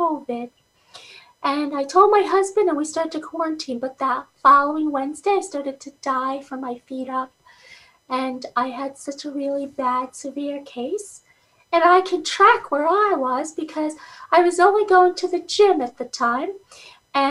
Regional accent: Guyana; also born or lived in Schenectady, New York; now in United States; I was born in Guyana, South America. I came to America in 1979 with my family

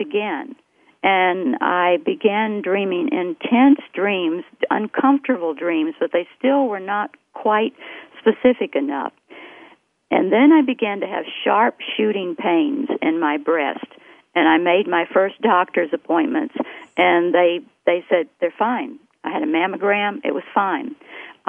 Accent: the South, United States; I grew up in the South, and I grew up in a dreaming culture

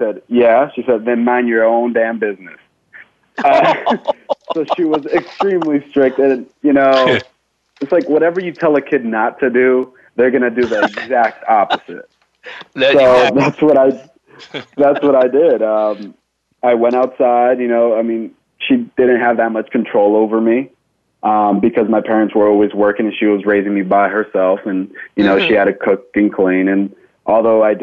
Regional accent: Santa Ana, California, United States; I was born and raised in Santa Ana, California, down in Orange County

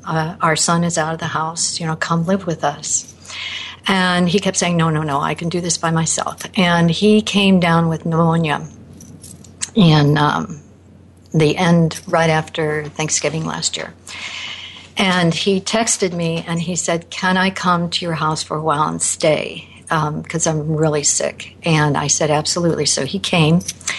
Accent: Naperville, Illinois, United States; I'm from Naperville, Illinois.

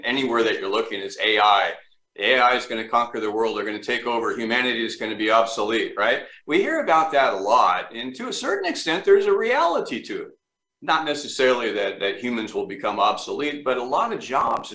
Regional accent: Orange County, California, United States; moved away as an adult; now in Florida, United States; I'm born and raised in Orange County, California, and live there and love it

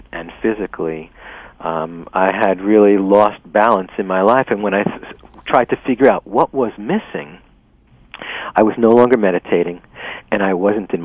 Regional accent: New York City, New York, United States; moved away; I was born and raised in New York City

